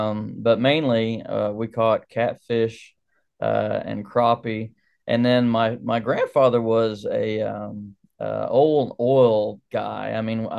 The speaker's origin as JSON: {"language": "English", "region": "Texas", "country": "United States", "tie": "born or raised there", "said": "when I was a kid growing up in North Texas, we didn't have a lot, so we weren't fishing for fun at the time."}